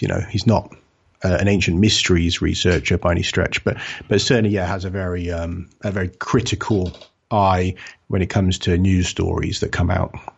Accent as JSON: {"language": "English", "region": "England", "country": "United Kingdom", "said": "I'm from the U K, I'm from England"}